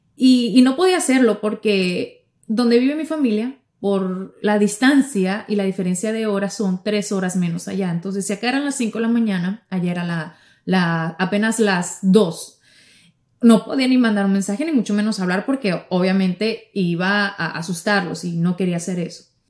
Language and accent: Spanish; Ciudad Obregón, Sonora, Mexico; now in Miami, United States; yo llego a, a Sonora, a lo que es el estado donde vive mi familia, a Ciudad Obregón